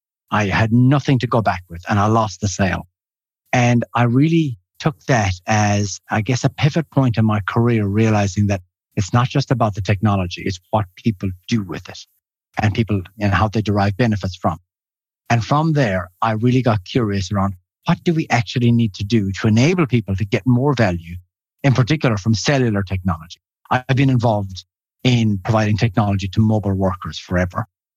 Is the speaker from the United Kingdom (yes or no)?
no; Ireland; moved away as an adult; also born or lived in Finland / New Zealand / Switzerland; I grew up in Ireland. I did my bachelor's degree there. Then I moved to Finland, did my master's in Finland.